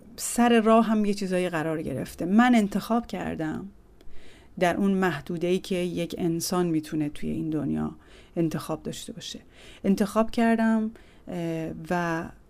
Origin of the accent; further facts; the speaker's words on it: Tehran, Tehran Province, Iran; متولد سال 1350 در تهران هستم و در بیمارستان ژاندارمری تهران به دنیا آمدم